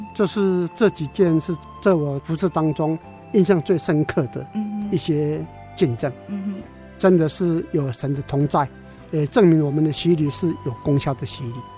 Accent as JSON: {"language": "Chinese", "region": "Taichung", "country": "Taiwan", "tie": "born or raised there", "said": "我出生在台中市，嗯哼。长大在台中市，工作在台中市，嗯哼。说一辈子都在台中市里面"}